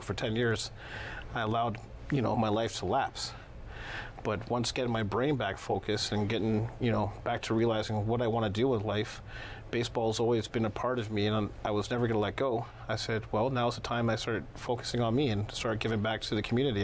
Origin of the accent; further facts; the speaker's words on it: Toronto, Ontario, Canada; also born or lived in Chicago, Illinois; I was born in Southside Chicago, Illinois. Lived most of my life in Toronto